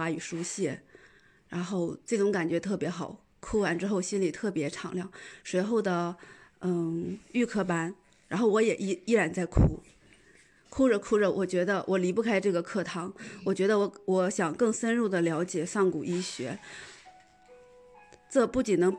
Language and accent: Chinese; Shenyang, Liaoning, China; 大家好，